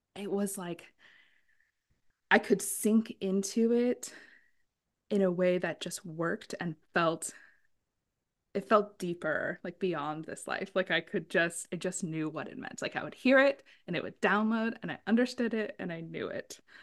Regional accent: San Diego, California, United States; I grew up in San Diego

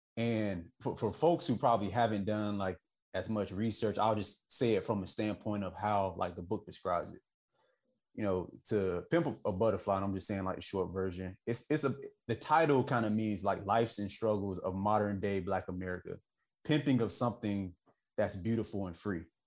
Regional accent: the South, United States; I'm just from the South

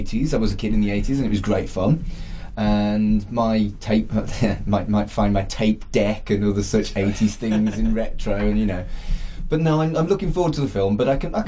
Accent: United Kingdom; We're British

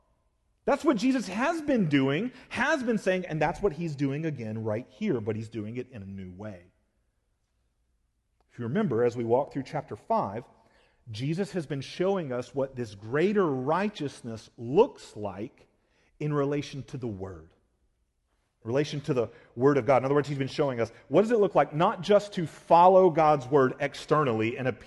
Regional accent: Georgia, United States; I've shared with y'all before that I grew up in South Georgia, and in this specific area I grew up in, almost every kid that I knew that lived around me had a four-wheeler.

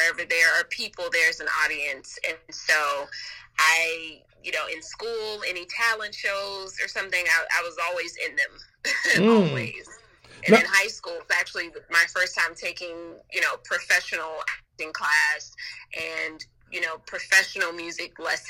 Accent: Compton, California, United States; also born or lived in Los Angeles; I grew up in Los Angeles by way of Compton

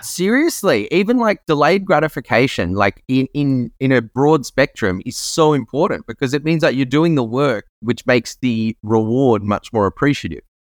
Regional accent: Australia; I grew up in Australia

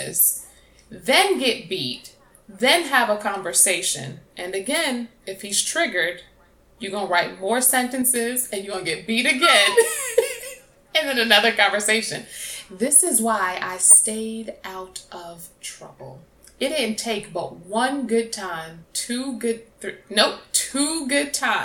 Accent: New York, United States; moved away; also born or lived in South Carolina; growing up in New York

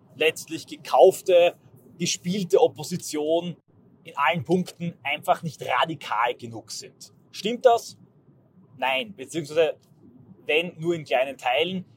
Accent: Austria; ich als Österreicher

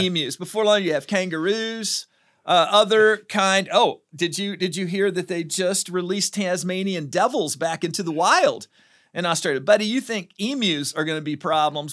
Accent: United States; I'm an American

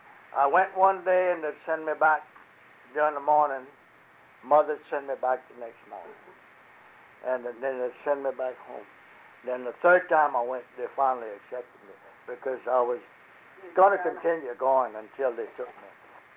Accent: Abbeville, Louisiana, United States; first language French; English is a second language; But the French we spoke in Abbeville when I was a young boy

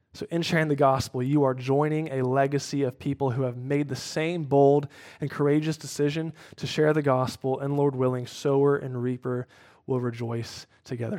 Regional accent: Cincinnati, Ohio, United States; moved away; my hometown Bengals

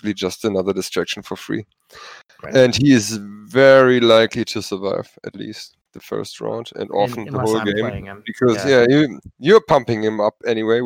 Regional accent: Germany; first language German; English is a second language; German is not my mother tongue.

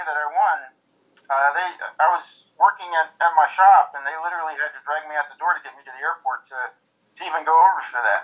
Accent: Kentucky, United States; I'm from Kentucky

